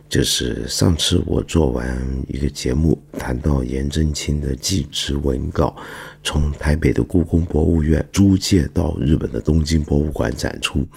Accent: Guangdong, China; 其中一个，我们广东人就很敏感，就会注意到他常常说广东话

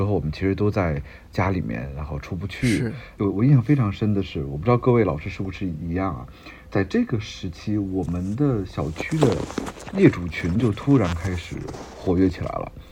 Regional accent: Beijing, China; 因为我是北京人啊

